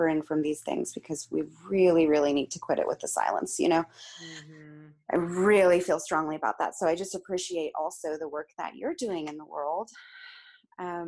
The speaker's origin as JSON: {"language": "English", "town": "Palo Alto", "region": "California", "country": "United States", "tie": "born or raised there", "said": "I grew up in Palo Alto, California, which is in the San Francisco Bay Area, right in the heart of Silicon Valley"}